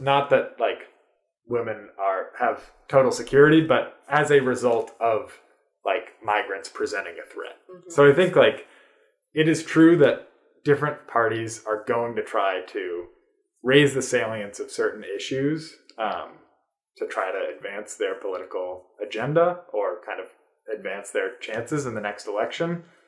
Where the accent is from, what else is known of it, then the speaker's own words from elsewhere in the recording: United States; as an American